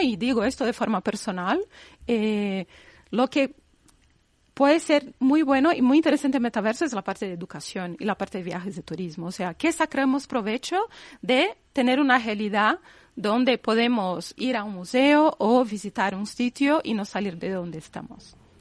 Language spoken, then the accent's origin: Spanish; Brazil; moved away as an adult; Yo que vengo de Brasil y ahí nuestra cultura es pagar todo en 20 veces